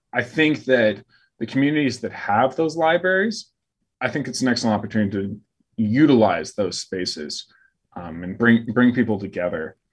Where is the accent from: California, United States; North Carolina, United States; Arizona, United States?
Arizona, United States; Phoenix; now in Fort Worth, United States; I grew up in Phoenix